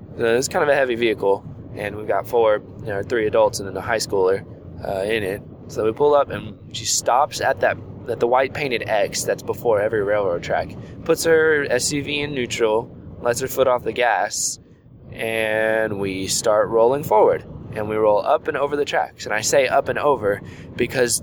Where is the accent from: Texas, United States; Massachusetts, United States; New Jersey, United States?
Texas, United States; Houston; I grew up in Houston